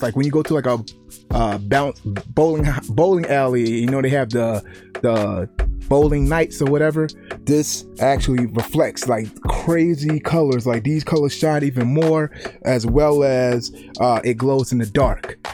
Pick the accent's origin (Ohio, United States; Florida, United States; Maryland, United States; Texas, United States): Maryland, United States; Baltimore; growing up in the inner cities. I'm from Baltimore